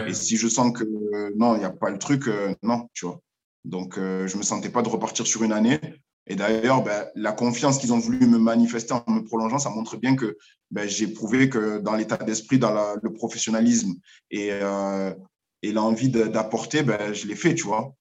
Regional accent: Marseille, Provence-Alpes-Côte d'Azur, France; moved away as an adult; je suis de Marseille à la base

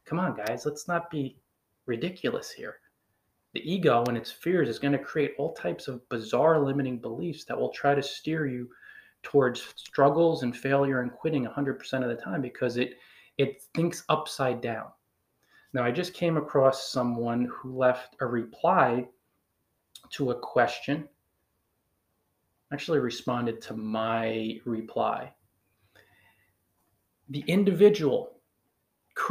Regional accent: Northern New Jersey, United States; accent: Northern New Jersey, a little like New Yorkers; I'm from Northern New Jersey and we have an accent a little bit like New Yorkers where our R's are funny

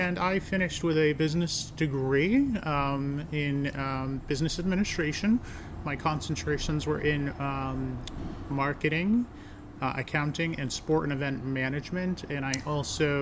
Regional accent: North Adams, Massachusetts, United States; We're here in North Adams, Massachusetts, my hometown

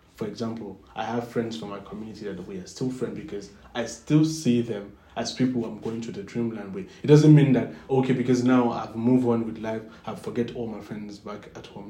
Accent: Nigeria; moved away; I'm from I'm Nigerian

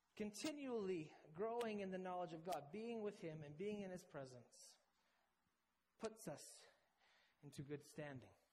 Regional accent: Canada; accent: Canadian; moved away as an adult; also born or lived in Midlands, England; my very Canadian accent

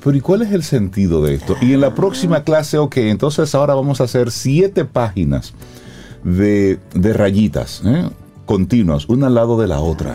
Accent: Dominican Republic; nosotros como dominicanos

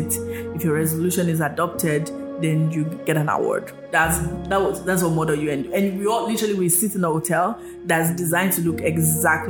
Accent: Nigeria; moved away; also born or lived in United States; I was Yoruba when I was living in Nigeria

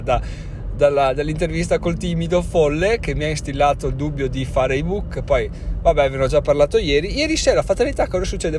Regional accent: Trentino-Alto Adige, Italy; siamo trentino

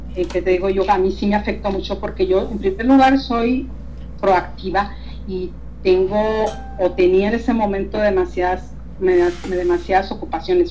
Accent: Hidalgo del Parral, Chihuahua, Mexico; Parral, que es mi ciudad natal aquí, Parral, Chihuahua

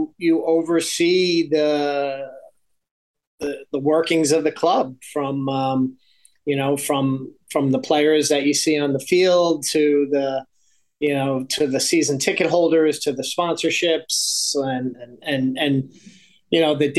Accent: Long Island, New York, United States; moved away as an adult; also born or lived in Philadelphia / Houston / Los Angeles; now in Toronto, Canada; I was from Long Island

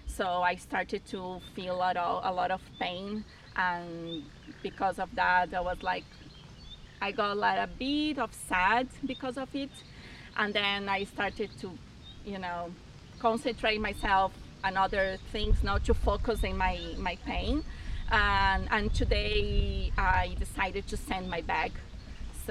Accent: Argentina; now in Brazil; I'm actually from Argentina, but I live in Brazil.

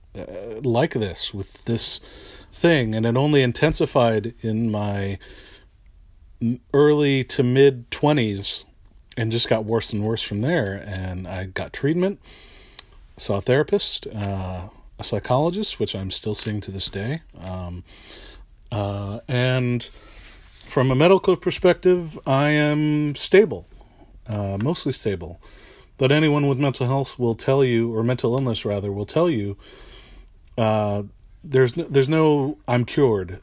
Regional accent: East Bay, San Francisco Bay Area, California, United States; also born or lived in San Jose, California; I am from the San Francisco Bay Area, Uh, I was born and raised here in the East Bay.

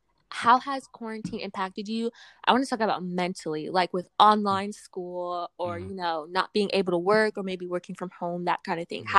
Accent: United States; also born or lived in Europe; no, I'm American.

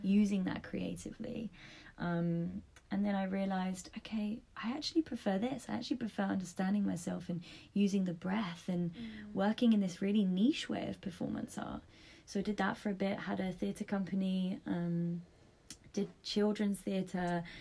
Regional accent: London, United Kingdom; moved away as an adult; now in Australia; I grew up in London

